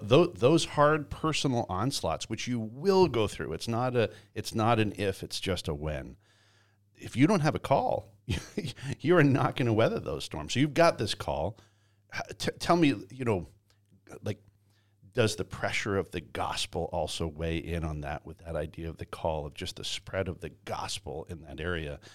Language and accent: English; Canada; moved away; I grew up in Canada and, and raised in Canada